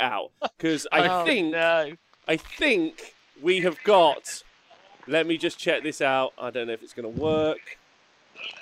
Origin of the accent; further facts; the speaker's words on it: England, United Kingdom; I'm English